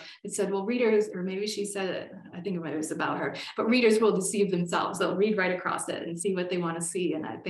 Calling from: Colorado, United States; I'm Zooming from Colorado and it's finally snowed in my part of Colorado.

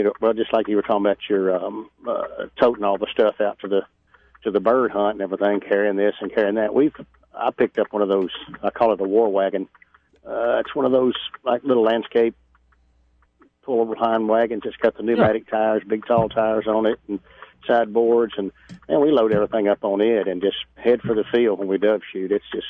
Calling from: Atlanta, Georgia, United States; I'm right outside of Atlanta, fixing to head to the north side and then back down to LaGrange and head for the house.

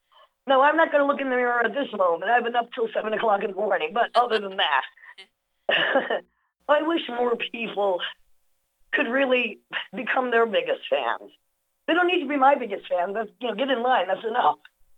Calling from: Brooklyn, New York, United States; I'm in Brooklyn.

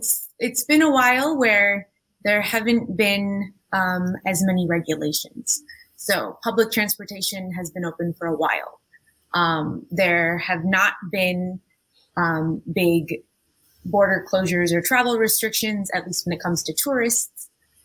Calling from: Santo Domingo, Distrito Nacional, Dominican Republic; I am calling in from Santo Domingo, the Dominican Republic today.

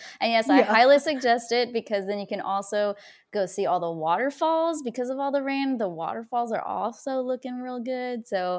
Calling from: Portland, Oregon, United States; I'm here in Portland, Oregon.

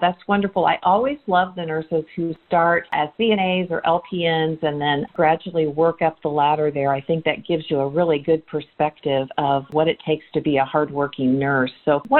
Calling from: Indiana, United States; I'm calling you from Indiana for this podcast today

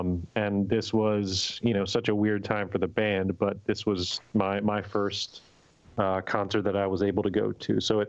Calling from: Lancaster, Pennsylvania, United States; I am calling from Lancaster, Pennsylvania.

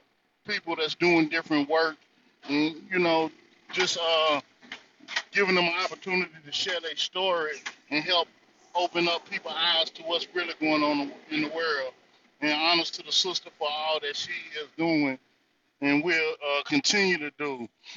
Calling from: North Carolina, United States; This Brother …, I'm coming from the North Carolina territory, and beautiful conversation as always, Simon.

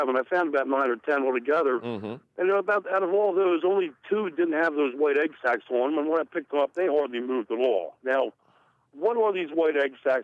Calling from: Perkasie, Pennsylvania, United States; I'm calling from Parker, CPA

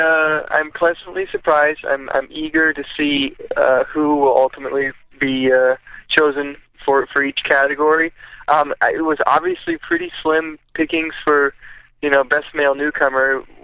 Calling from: Pahrump, Nevada, United States; I'm calling from actually Pahrump, Nevada.

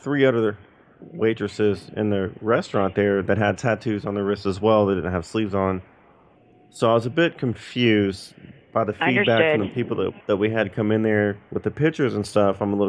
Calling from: Norcross, Georgia, United States; I'm calling from Norcross, Georgia, with the corporate office with Waffle House.

